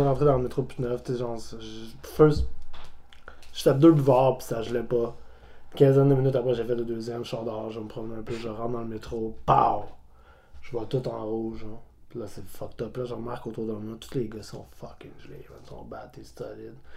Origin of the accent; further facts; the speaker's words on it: Montreal, Quebec, Canada; also born or lived in Repentigny; moi, j'ai grandi à Montréal